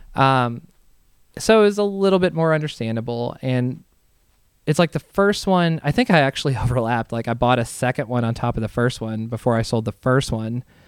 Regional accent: Southern Indiana, United States; I'm from Southern Indiana, right across the river from like Louisville

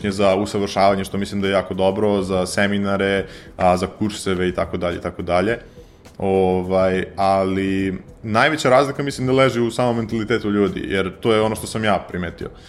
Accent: Serbia; pošto sam iz Srbije

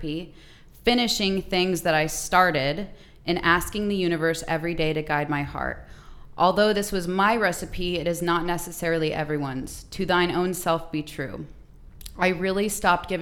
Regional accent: Phoenix, Arizona, United States; Born and raised in Arizona

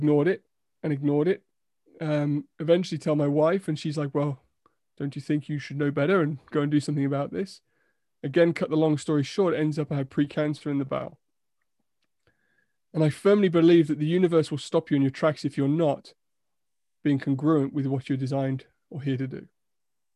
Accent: United Kingdom; we're so British

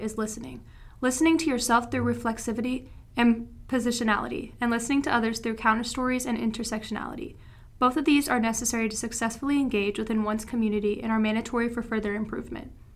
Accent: Tennessee, United States; moved away; I'm from Tennessee. My hometown is somewhere where I feel trapped

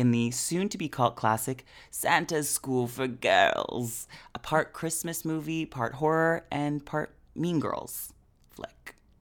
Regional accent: Canada; we are all Canadian.

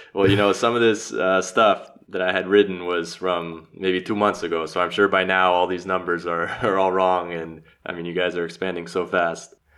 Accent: Los Angeles, California, United States; moved away as an adult; now in Zagreb, Croatia; Born and raised in Los Angeles, I'm now living in Zagreb and studying the Croatian language

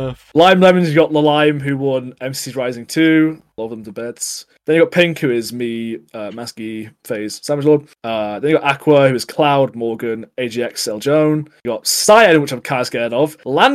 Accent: the north of England, United Kingdom; I'm from Northern England

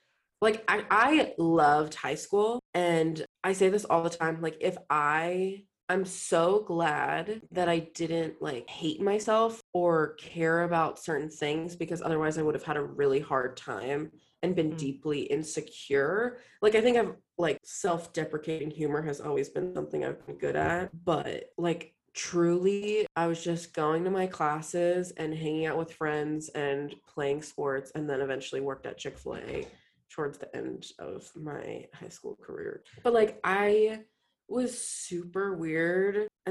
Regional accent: Montgomery County, Maryland, United States; also born or lived in Washington, D.C.; I really went to school in Montgomery County, Maryland

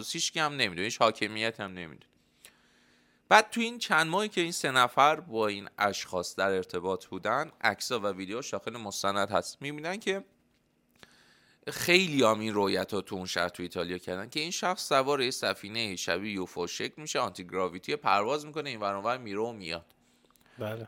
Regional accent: Iran; الان ما به عنوان یه ایرانی که داخل ایران تو این بازه زمانی زندگی میکنیم تصورمون همه فکر و ذکرمونه به خاطر اینکه تو این ماتریکس اینجا بزرگ شدیم

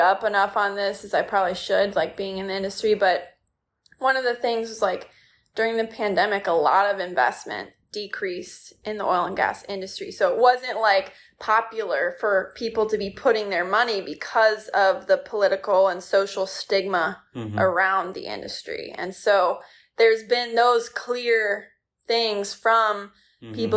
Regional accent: Michigan, United States; the small lake that I grew up on in Michigan

